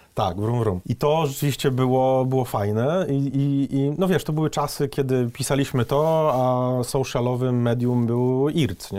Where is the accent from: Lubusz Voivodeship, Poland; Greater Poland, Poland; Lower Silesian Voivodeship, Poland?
Lubusz Voivodeship, Poland; Gorzów Wielkopolski; ja pochodzę z Gorzowa Wielkopolskiego